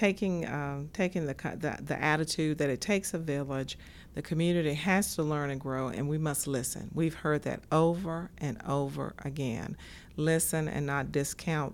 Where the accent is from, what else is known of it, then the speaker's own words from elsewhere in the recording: Danville, Virginia, United States; I grew up in this area. I grew up in Danville and the city, or right outside the city of Danville